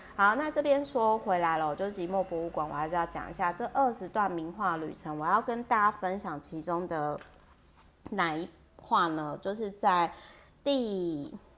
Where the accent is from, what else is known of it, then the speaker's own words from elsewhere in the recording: Kaohsiung, Taiwan; also born or lived in Taipei; 我台北跟高雄坐的地方都是很靠近美术馆，然后特别是我老家就是在高雄美术馆附近